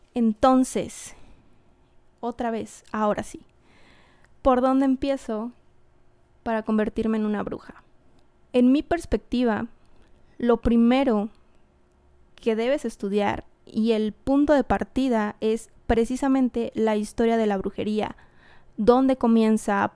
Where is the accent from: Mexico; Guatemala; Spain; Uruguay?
Mexico; yo soy mexicana